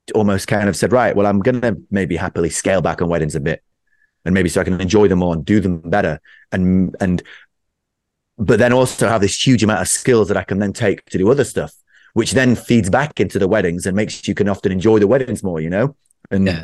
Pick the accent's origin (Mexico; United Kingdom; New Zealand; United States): United Kingdom; I'm typically British